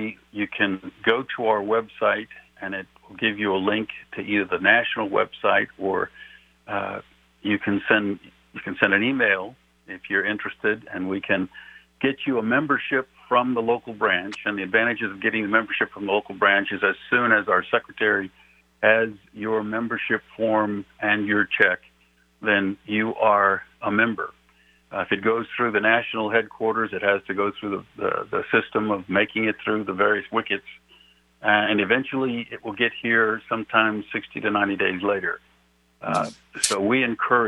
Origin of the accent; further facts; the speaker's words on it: New Mexico, United States; I'm from New Mexico